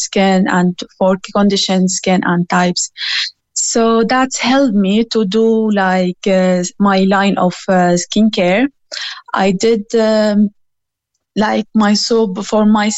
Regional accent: Syria; moved away as an adult; now in Clonakilty, Ireland; I came from Syria originally, and I'm here in Ireland about 4 years ago

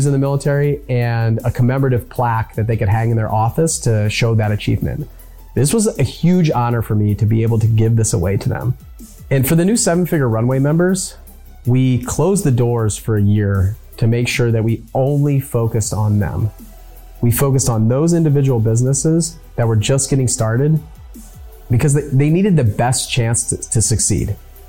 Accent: San Diego, California, United States; born there; I could see the place that I was born in San Diego, where my dad was stationed on submarines.

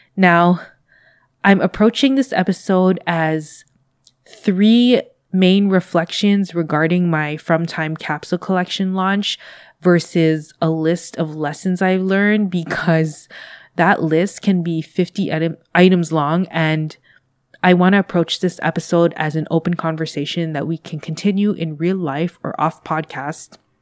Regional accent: Canada; I am a Canadian based in Canada

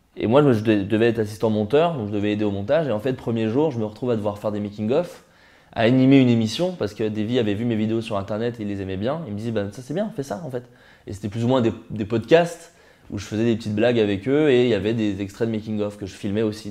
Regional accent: Burgundy, Bourgogne-Franche-Comté, France; moved away as an adult; also born or lived in Paris; Je viens de Bourgogne, à qui est une petite ville en Bourgogne. Euh, dans laquelle j'ai grandi. J'ai passé 18 années là-bas

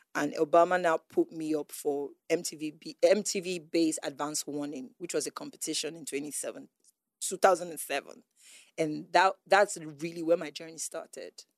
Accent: Onitsha, Nigeria; also born or lived in Enugu; I was this girl from Onitsha, Enugu

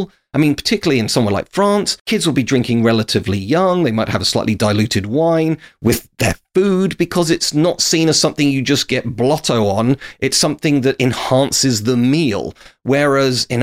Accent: United Kingdom; as a Brit

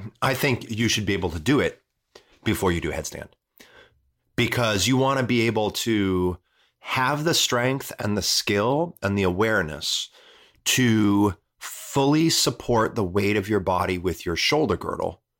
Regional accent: Midwest, United States; I'm from the Midwest.

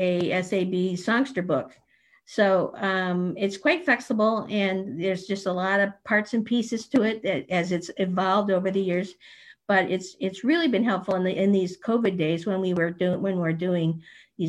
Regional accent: St. Louis, Missouri, United States; We grew up in St. Louis at the same choir, played in the youth band together

